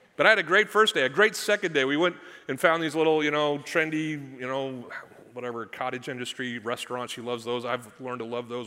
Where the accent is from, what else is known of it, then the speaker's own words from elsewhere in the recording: Missouri, United States; I'm from Missouri. That's the show me state